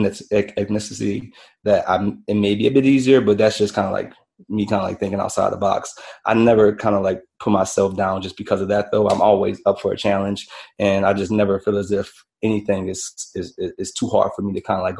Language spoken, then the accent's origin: English; New Orleans, Louisiana, United States; Born and raised in New Orleans, Louisiana